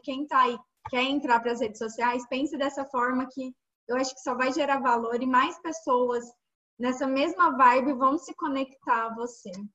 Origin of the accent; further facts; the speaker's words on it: Minas Gerais, Brazil; moved away as an adult; also born or lived in Brasília; eu sou de Minas Gerais, já morei em Brasília